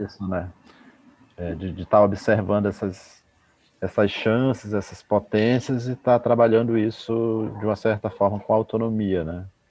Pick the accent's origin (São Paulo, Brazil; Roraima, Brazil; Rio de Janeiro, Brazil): Roraima, Brazil; Normandia; Normandia, que é o município onde eu nasci, da Raposa Serra do Sol